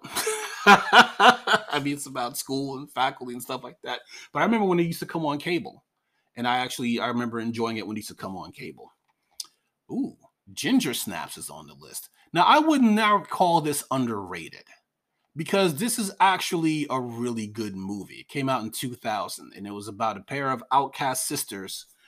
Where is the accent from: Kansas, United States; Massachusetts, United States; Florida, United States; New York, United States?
New York, United States; I'm from New York